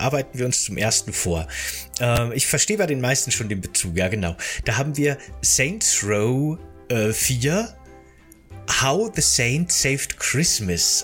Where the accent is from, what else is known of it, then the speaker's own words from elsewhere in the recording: Bavaria, Germany; in Bayern, wo ich aufgewachsen bin